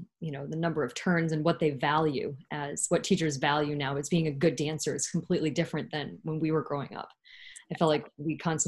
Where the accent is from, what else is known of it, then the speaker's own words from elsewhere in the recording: Florida, United States; also born or lived in Cape Cod, Massachusetts; And I'm originally from Cape Cod, Massachusetts. And I did grow up in Florida, though.